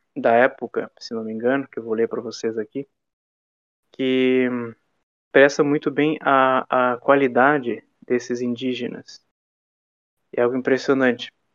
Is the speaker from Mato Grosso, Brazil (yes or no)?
no; Jaguarão, Rio Grande do Sul, Brazil; eu moro numa cidade, por exemplo, que se chama Jaguarão, é minha cidade natal